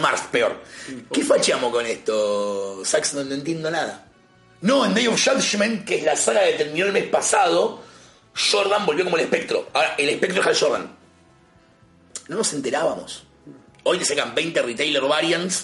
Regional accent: Buenos Aires, Argentina; tengo la suerte de ser de capital

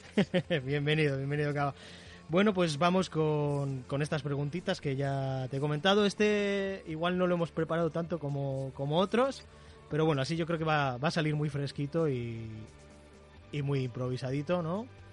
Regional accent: Las Palmas, Canary Islands, Spain; soy canario, soy de Las Palmas

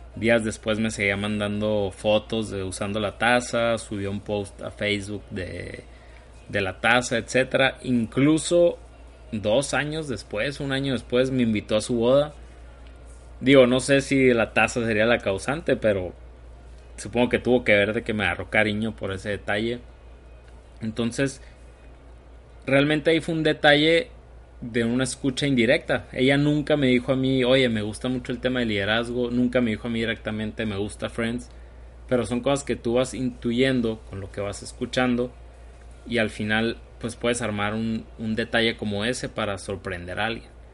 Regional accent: Hermosillo, Sonora, Mexico; soy originario de Hermosillo, Sonora. Aquí vivo, en México

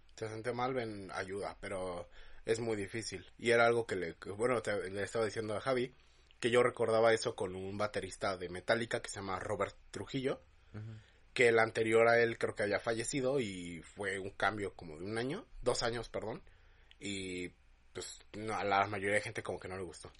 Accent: Mexico; es acento de acá

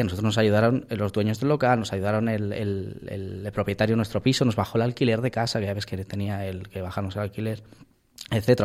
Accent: Barcelona, Catalonia, Spain; moved away as an adult; now in Valladolid, Spain; Yo he nacido a 50 metros del Camp Nou

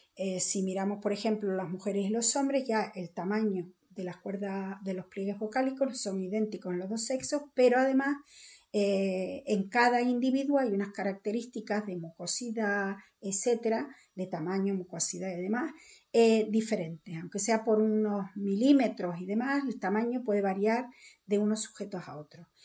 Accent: Canary Islands, Spain; accent: Canarian; yo soy canaria

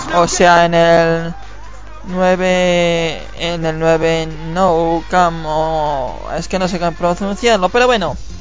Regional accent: Zalduendo de Álava, Basque Country, Spain; also born or lived in Burgos; mi pueblo, donde se hace el paracaídas

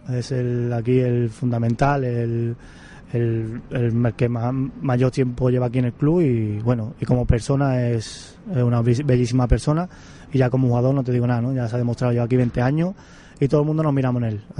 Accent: Cádiz, Andalusia, Spain; moved away as an adult; now in Pamplona, Spain

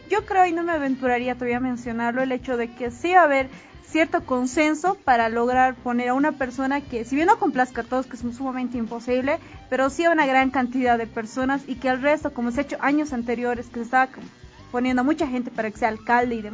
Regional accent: Bolivia; Y se dejó de atrás eso de decir somos todos bolivianos.

